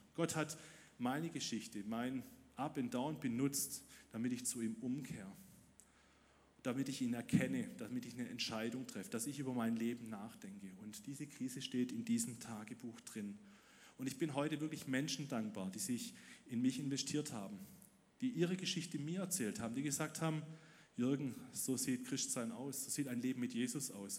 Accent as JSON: {"language": "German", "town": "Ludwigsburg", "region": "Baden-Württemberg", "country": "Germany", "tie": "born or raised there", "said": "Ich wurde im Winter 1999 in Ludwigsburg geboren"}